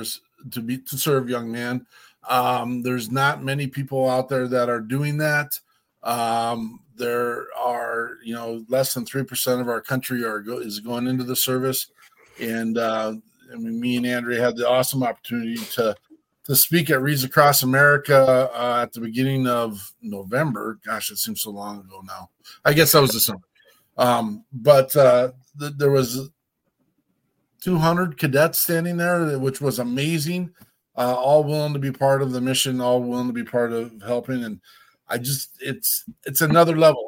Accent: Cody, Wyoming, United States; I am from Cody, Wyoming

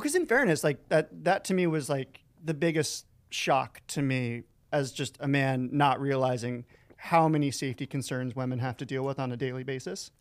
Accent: Florida, United States; moved away; I'm from Florida, but I got out.

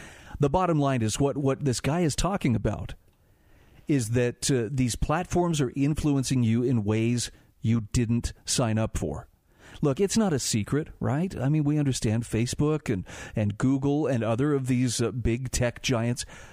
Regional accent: Utah, United States; my home state of Utah

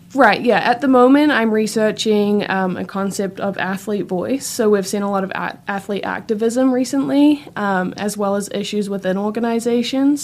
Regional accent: New Zealand; moved away as an adult; now in Gainesville, United States; I, I am from New Zealand

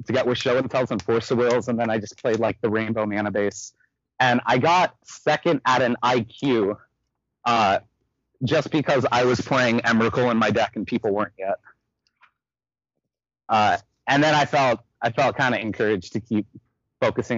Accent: Santa Rosa, California, United States; I'm from North Bay. I'm from Santa Rosa. It's about an hour north of SF

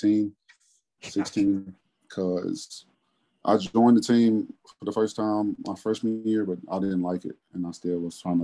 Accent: Olive Branch, Mississippi, United States; I'm from Mississippi originally, North Mississippi, Olive Branch, Swan Lake area.

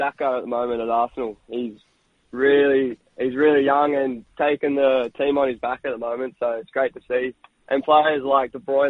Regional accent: Brisbane, Queensland, Australia; also born or lived in Sunshine Coast / Perth / Melbourne; coming back to my hometown club

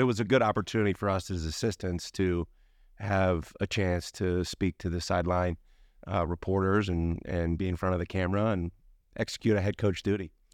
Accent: Baltimore, Maryland, United States; moved away as an adult; also born or lived in Milwaukee, Wisconsin / Park City, Utah; now in Salt Lake City, United States; I grew up in Baltimore, um, right between B W I and Baltimore City

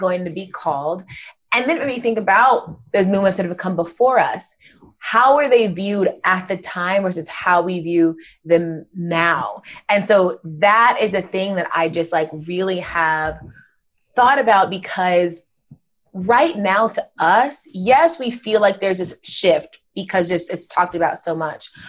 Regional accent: Gwinnett County, Georgia, United States; I grew up in Gwinnett County, Georgia

